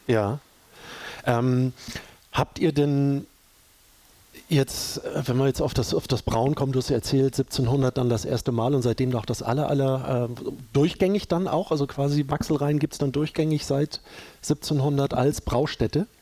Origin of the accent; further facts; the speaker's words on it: Hamburg, Germany; bei uns in Hamburg